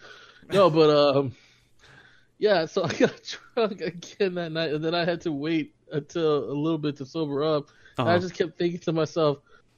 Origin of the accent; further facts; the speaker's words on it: Boston, Massachusetts, United States; accent: Boston; my Irishness comes out, and then my Boston accent comes out.